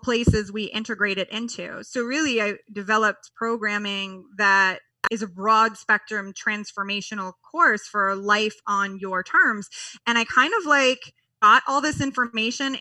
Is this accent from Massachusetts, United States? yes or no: no; New York, United States; moved away; being a New Yorker